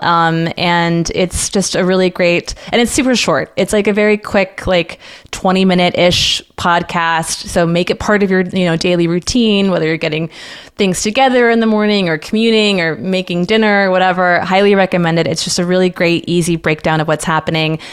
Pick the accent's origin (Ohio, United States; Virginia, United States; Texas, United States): Texas, United States; San Antonio; moved away as an adult; also born or lived in Washington, D.C.; I grew up in San Antonio, Texas, far and away from D C